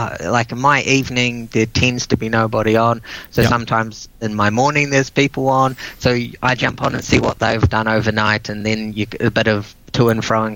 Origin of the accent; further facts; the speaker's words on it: New Zealand; I was from New Zealand